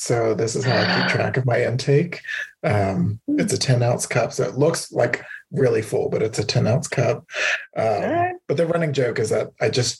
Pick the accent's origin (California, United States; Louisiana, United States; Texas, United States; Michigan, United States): Louisiana, United States; moved away; I'm originally from Louisiana